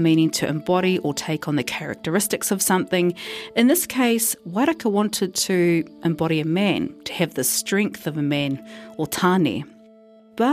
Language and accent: English; Tauranga, Bay of Plenty, New Zealand; being from Tauranga.